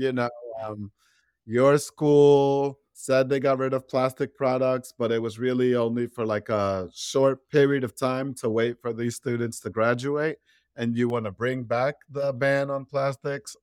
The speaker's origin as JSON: {"language": "English", "town": "New York City", "region": "New York", "country": "United States", "tie": "born or raised there", "said": "I was raised in Brownsville, the border of, like, Brownsville, Crown Heights, Brooklyn"}